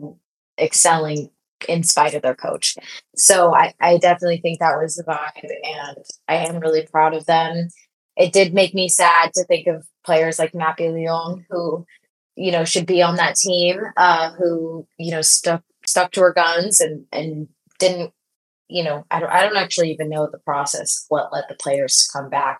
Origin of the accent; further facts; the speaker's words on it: Bay Area, California, United States; I grew up in the Bay Area